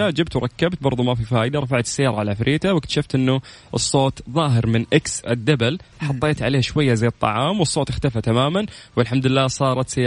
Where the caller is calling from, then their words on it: Riyadh, Riyadh Province, Saudi Arabia; من الرياض